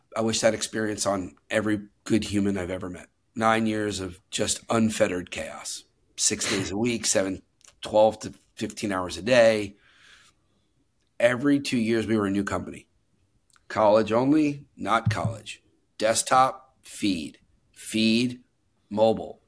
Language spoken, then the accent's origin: English; New York City, New York, United States; born and raised New Yorker